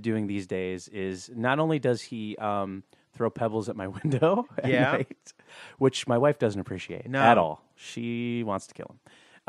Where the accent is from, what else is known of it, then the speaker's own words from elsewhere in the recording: Montclair, New Jersey, United States; there is a CrossFit gym in my hometown of Montclair.